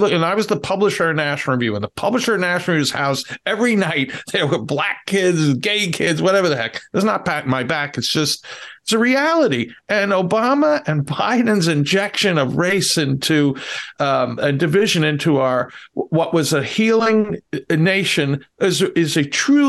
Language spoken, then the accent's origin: English; New York City, New York, United States; I'm pushing 63, and I've said this before in this podcast. I grew up in the Bronx and in really bad times, crime-wise, and the racial tension was off the charts.